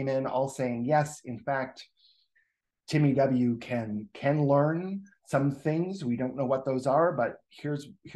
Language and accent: English; Rochester, New Hampshire, United States; that's my hometown